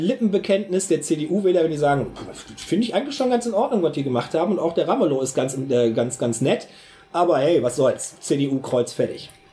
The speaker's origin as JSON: {"language": "German", "region": "North Rhine-Westphalia", "country": "Germany", "said": "bei uns in Nordrhein-Westfalen"}